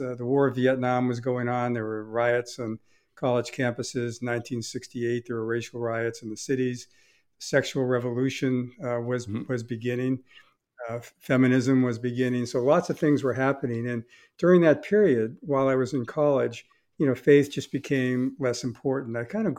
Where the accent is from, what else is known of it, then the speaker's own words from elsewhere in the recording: Boston, Massachusetts, United States; So I grew up in the Boston area. And I grew up, I was attended a church.